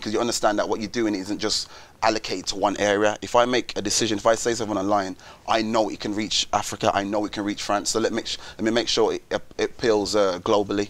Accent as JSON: {"language": "English", "town": "Wolverhampton", "region": "West Midlands", "country": "United Kingdom", "said": "I'm from Wolverhampton when you come from a place like Wolves, it's so small, everyone knows each other."}